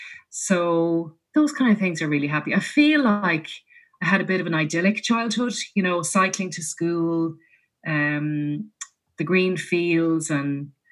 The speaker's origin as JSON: {"language": "English", "region": "Leinster", "country": "Ireland", "said": "my husband is from Leitrim, I'm from Leash, and he grew up like that and I grew up like that."}